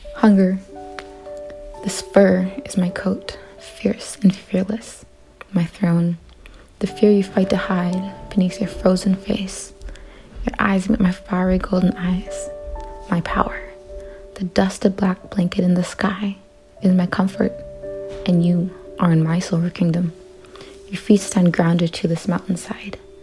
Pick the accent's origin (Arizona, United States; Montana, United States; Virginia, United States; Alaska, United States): Alaska, United States; Bethel; I'm 17 and I'm from Beth, Alaska